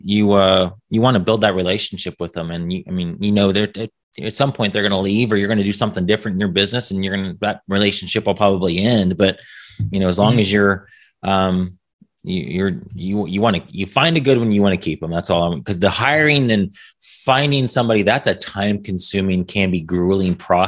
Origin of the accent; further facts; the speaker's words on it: United States; as an American